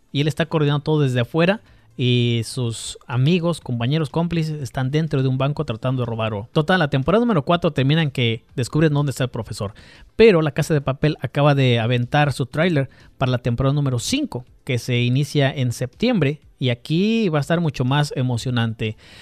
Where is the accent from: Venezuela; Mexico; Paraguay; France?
Mexico